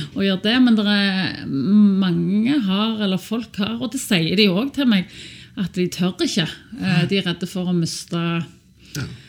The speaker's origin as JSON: {"language": "Norwegian", "town": "Sandnes", "region": "Rogaland", "country": "Norway", "tie": "born or raised there", "said": "Jeg er oppvokst på Sandnes hos to lektorforeldre"}